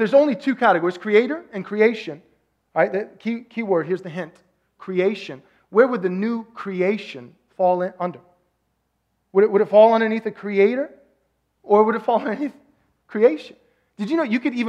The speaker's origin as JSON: {"language": "English", "region": "Texas", "country": "United States", "said": "I'm from Texas"}